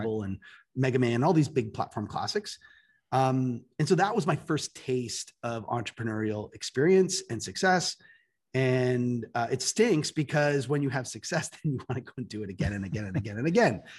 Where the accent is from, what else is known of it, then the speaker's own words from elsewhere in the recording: Toronto, Ontario, Canada; moved away as an adult; now in United States; I'm Canadian, so I'm from Toronto